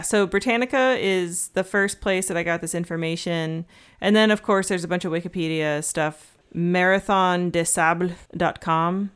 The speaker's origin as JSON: {"language": "English", "region": "Georgia", "country": "United States", "said": "I'm from Georgia, but my family's not from Georgia"}